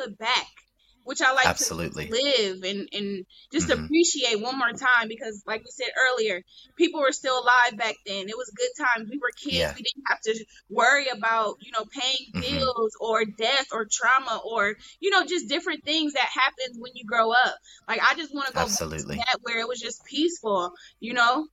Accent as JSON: {"language": "English", "town": "Sandusky", "region": "Ohio", "country": "United States", "tie": "born or raised there", "moved": "yes", "said": "I came a little girl from Sandusky, a little ass town"}